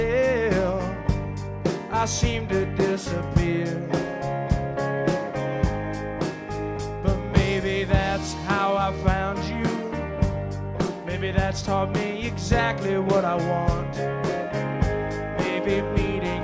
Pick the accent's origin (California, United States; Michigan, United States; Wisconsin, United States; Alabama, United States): California, United States; Los Angeles; we're from Los Angeles, California